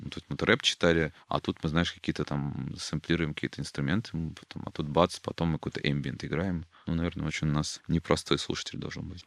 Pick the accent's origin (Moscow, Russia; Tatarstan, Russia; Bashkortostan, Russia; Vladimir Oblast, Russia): Tatarstan, Russia; я татарин